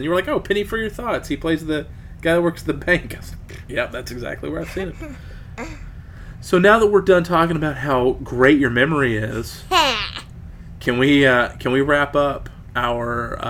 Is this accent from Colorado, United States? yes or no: no; Missouri, United States; moved away; I'm from Missouri. My family, my extended family, live in Missouri.